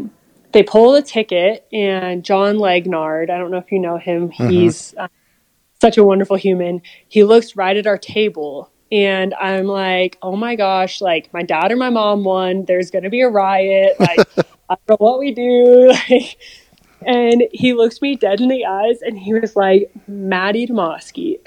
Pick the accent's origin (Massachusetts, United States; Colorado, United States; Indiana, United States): Colorado, United States; growing up in Colorado